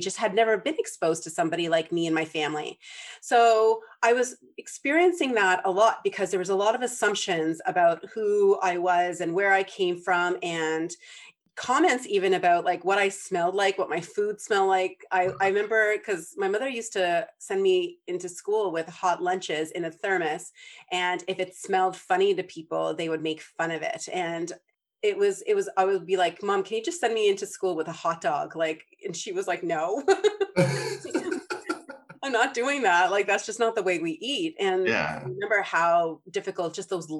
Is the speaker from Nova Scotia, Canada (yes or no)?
no; Prince Edward Island, Canada; I grew up in Prince Edward Island